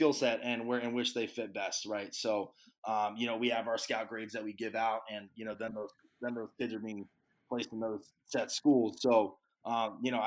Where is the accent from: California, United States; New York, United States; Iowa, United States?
California, United States; moved away; come back to my home state of California, be back here with my family and friends